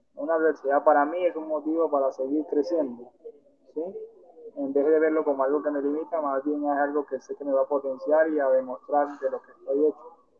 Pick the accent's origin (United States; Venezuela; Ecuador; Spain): Venezuela; moved away; also born or lived in Colombia; yo soy nacido en Venezuela, pero con nacionalidad, nacionalidad